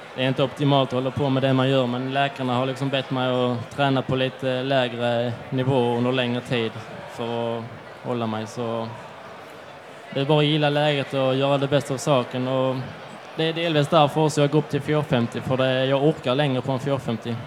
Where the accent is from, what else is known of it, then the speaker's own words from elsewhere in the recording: Skåne, Sweden; Det är många bra crossbanor hemma i Skåne